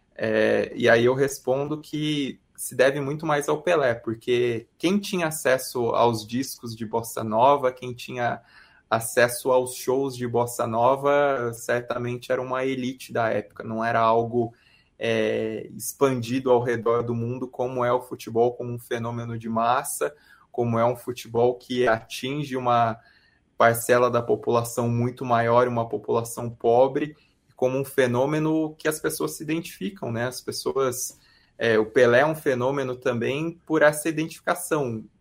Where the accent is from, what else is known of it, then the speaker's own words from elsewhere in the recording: Brazil; a gente como brasileiro se identifica